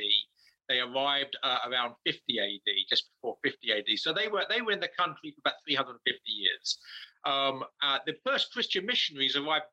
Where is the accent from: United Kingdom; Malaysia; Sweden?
United Kingdom; England; moved away; my native England